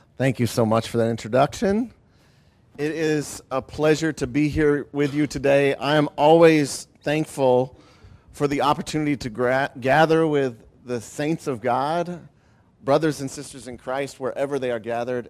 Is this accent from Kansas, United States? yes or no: no; Ohio, United States; also born or lived in Grand Rapids, Michigan; moved, uh, before starting school to the great state of Ohio. And so I grew up in Ohio